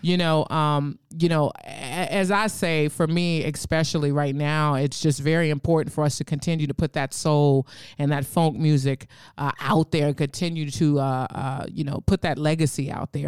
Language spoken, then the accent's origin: English; San Francisco, California, United States; I'm from San Francisco.